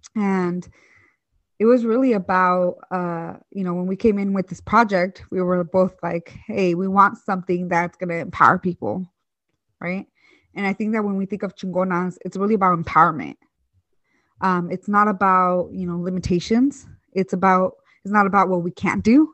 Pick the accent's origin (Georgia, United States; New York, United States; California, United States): California, United States; Hayward; also born or lived in Michoacán, Mexico; I grew up in the East Bay um, in this city or like town called Hayward